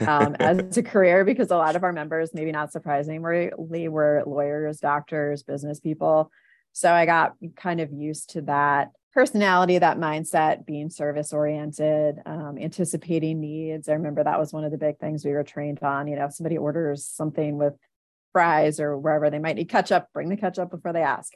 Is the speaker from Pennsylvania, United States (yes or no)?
yes; Philadelphia, Pennsylvania, United States; I'm from Philadelphia